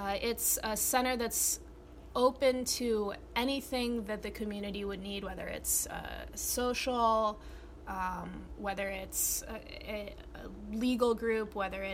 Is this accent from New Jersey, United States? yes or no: no; New Haven, Connecticut, United States; I was born in New Haven